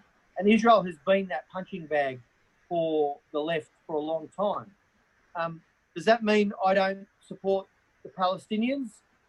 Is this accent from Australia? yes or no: yes; Australia; I'm an Australian member of parliament.